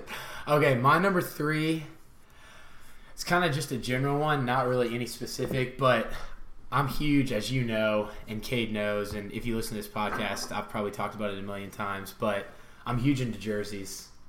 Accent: Baton Rouge, Louisiana, United States; I grew up in Baton Rouge.

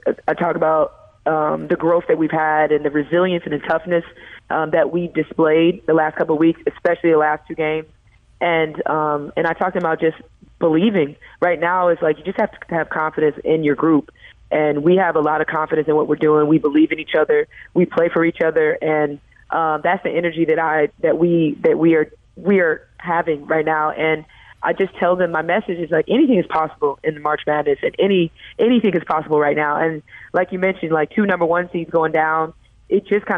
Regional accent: St. Louis, Missouri, United States; moved away; my hometown

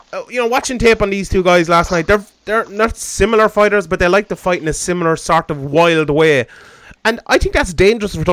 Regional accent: Ireland; I'm Irish

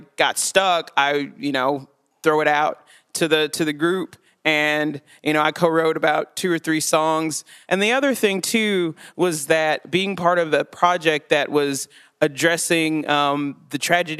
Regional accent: Chattanooga, Tennessee, United States; moved away as an adult; now in Johnson City, United States; I grew up in Chattanooga, Tennessee. I lived there for the first 19 years of my life

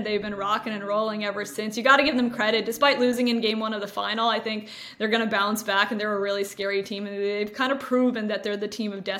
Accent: Toronto, Ontario, Canada; Rubbing salt in the wound a little bit because I'm from Toronto. So hearing that Canada's not in it for 30 years now still causing me a little bit of pain.

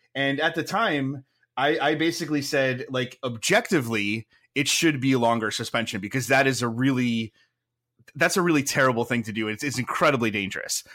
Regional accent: Milford, Connecticut, United States; I grew up in Connecticut. I grew up in Milford, which is not that far from Hartford

